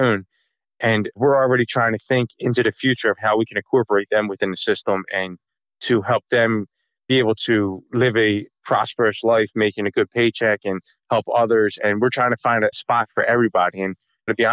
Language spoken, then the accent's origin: English; New Jersey, United States; We're from South Jersey